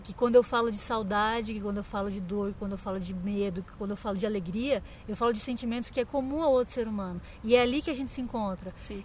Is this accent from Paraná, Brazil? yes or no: no; Santa Catarina, Brazil; now in São Paulo, Brazil; eu sou de Santa Catarina